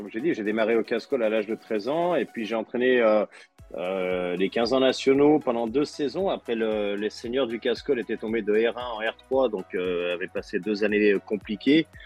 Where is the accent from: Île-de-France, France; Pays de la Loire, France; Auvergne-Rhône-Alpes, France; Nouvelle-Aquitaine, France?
Auvergne-Rhône-Alpes, France; Oullins; j'étais au casse-colle dès l'âge de 5 ans, parce que je suis originaire d'Oulin.